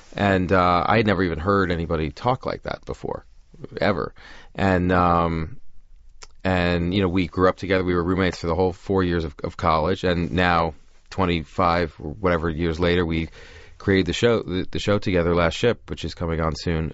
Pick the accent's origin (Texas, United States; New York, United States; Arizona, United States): New York, United States; Great Neck; now in Los Angeles, United States; growing up in Long Island in the seventies and eighties